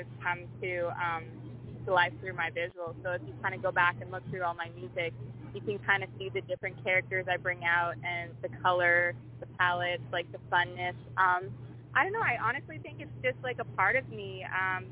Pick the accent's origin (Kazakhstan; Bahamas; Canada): Canada; Being Canadian